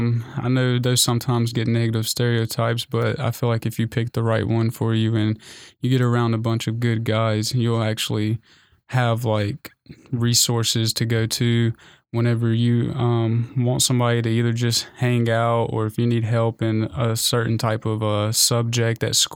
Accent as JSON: {"language": "English", "town": "Shelby", "region": "North Carolina", "country": "United States", "said": "I'm from Shelby, North Carolina. It's about 45 minutes west of Charlotte. People typically don't know the smaller cities, so I have to point out the bigger ones."}